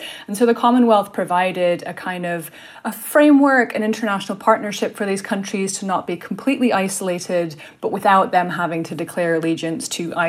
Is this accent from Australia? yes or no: no; United Kingdom; As the accent might give away, I'm actually British